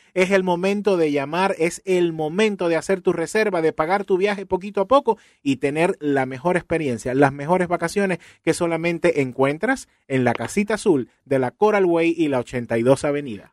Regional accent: Cuba; Soy cubano

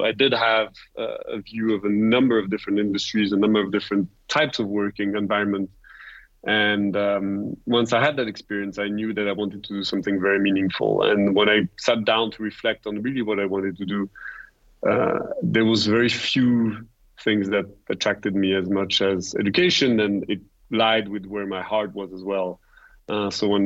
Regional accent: Rolle, Vaud, Switzerland; moved away as an adult; also born or lived in United States; I was born and raised in Rosey

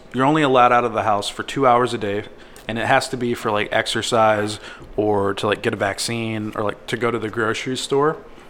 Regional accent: United States; I'm a fucking American.

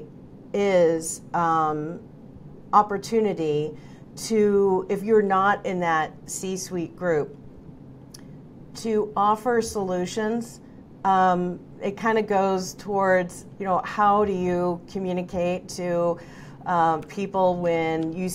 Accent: Oregon, United States; moved away; I'm originally from Oregon

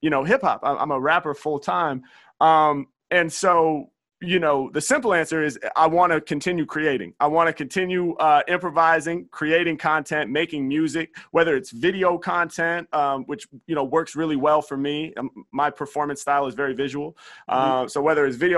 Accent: Portland, Oregon, United States; Portland, my hometown

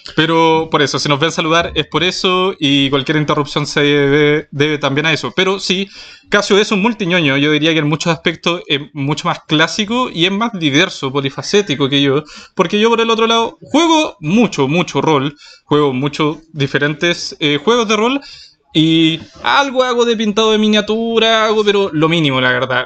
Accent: Chiloé, Los Lagos, Chile; first language Spanish; now in Santiago, Chile; yo soy de Chiloé, la, isla grande del archipiélago, entonces sí, de, ahí provengo

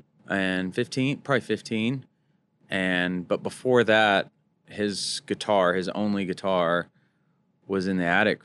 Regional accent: Mesquite, Texas, United States; I grew up in a rodeo town called Mesquite.

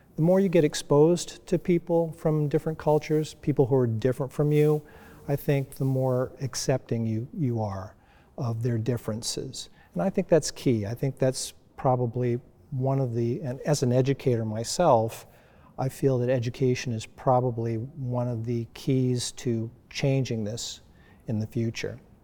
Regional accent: United States; I grew up in the United States in a predominantly white community.

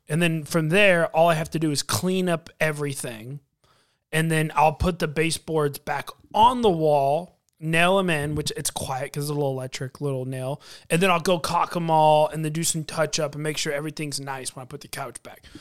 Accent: United States

